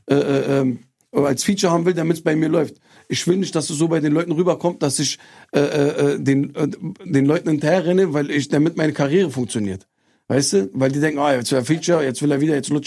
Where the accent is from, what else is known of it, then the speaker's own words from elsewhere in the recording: Turkey; Wir haben Reisen gemacht in meine Heimat nach Türkei.